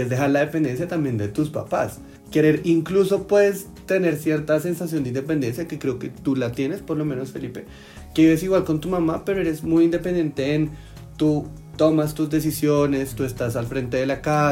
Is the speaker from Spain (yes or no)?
no; Bogotá, Colombia; Yo soy de acá, o sea, yo soy bogotana, rolísima